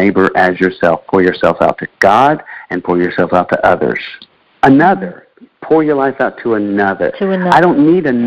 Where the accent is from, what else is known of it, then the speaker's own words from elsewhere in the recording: Central Florida, United States; I grew up in Florida